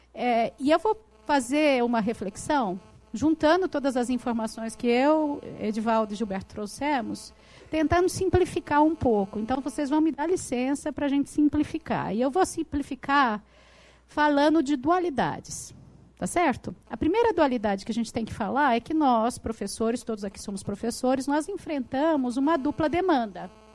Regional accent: São Paulo, Brazil; na cidade de onde eu venho, São Paulo

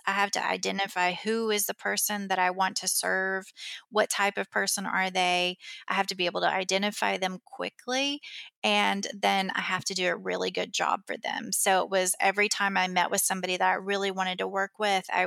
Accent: Kentucky, United States; I came back to my hometown and opened it

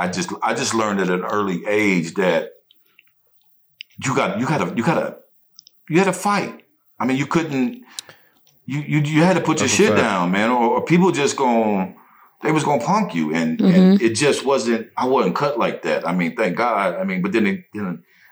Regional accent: near Putnamville, Indiana, United States; It's in Putnamville, and it's close to my hometown

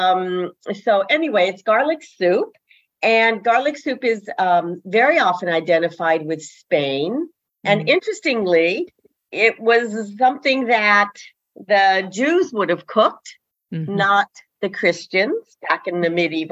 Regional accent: Denver, Colorado, United States; I grew up in Denver

